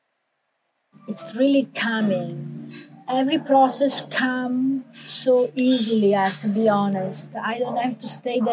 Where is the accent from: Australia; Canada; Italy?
Italy; English is a second language; now in United States; I'm an American citizen, but I was raised and born in Italy.